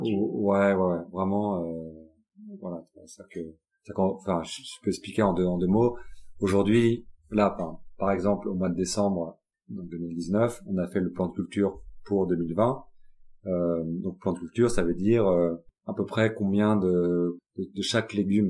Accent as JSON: {"language": "French", "town": "Paris", "region": "Île-de-France", "country": "France", "tie": "born or raised there", "also_born_or_lived": "Japan / United States", "moved": "as an adult", "said": "J'ai grandi euh, à Paris"}